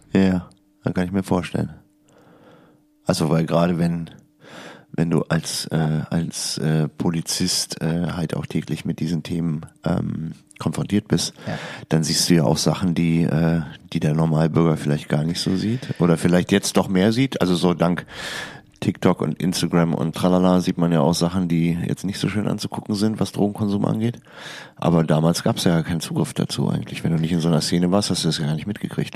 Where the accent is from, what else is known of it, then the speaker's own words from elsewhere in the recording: Hilden, North Rhine-Westphalia, Germany; Ich bin in Hilden geboren